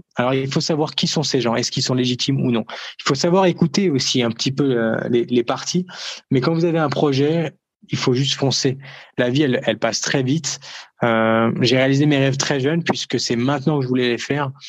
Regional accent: France; nous en France

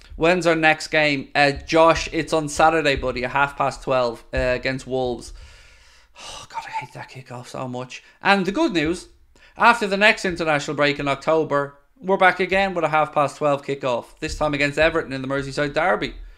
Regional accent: Ireland; I'm Irish.

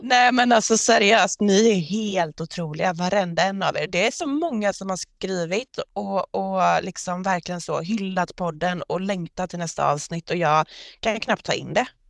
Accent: Gothenburg, Västra Götaland, Sweden; accent: göteborgska; jag pratar göteborgska

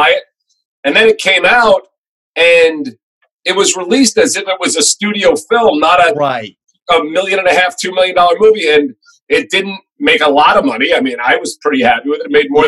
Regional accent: Merrick, New York, United States; now in Los Angeles, United States; I grew up on Long Island, Merrick.

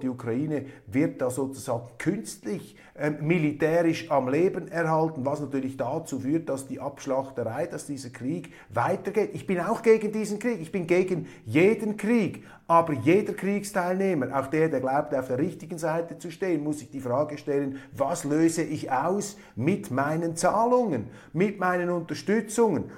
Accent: Switzerland; als Schweizer

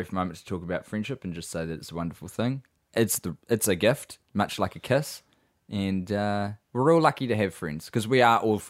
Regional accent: Seattle, Washington, United States; I'm a filmmaker from Seattle and shoot a fair amount of concerts, including a bunch of EDM shows.

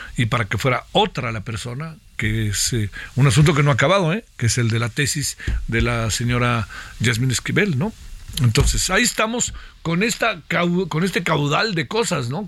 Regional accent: Mexico

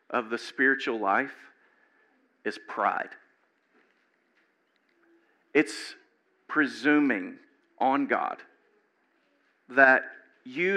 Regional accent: Louisiana, United States; moved away; I grew up in Louisiana, and I had never been across the Mason-Dixon line until I was like 27

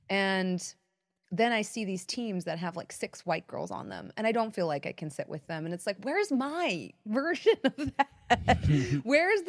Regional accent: Pakistan; because I'm Pakistani and Indian.

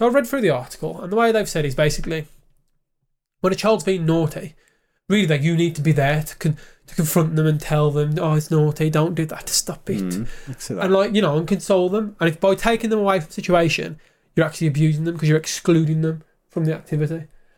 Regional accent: United Kingdom; Look, we're both British.

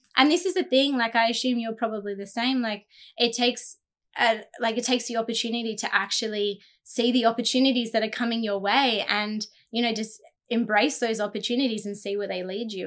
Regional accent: Jindabyne, New South Wales, Australia; growing up in Jindabyne

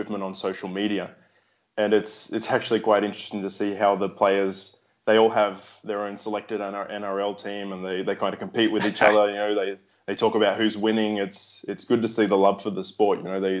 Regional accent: São Lourenço, Minas Gerais, Brazil; the closest place for me to play rugby league is 4 hours from my hometown here in Brazil.

